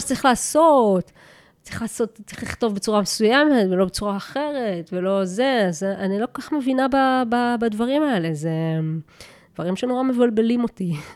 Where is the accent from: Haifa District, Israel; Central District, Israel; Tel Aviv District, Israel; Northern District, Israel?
Haifa District, Israel; Kiryat Yam; moved away as an adult; אני מקריית ים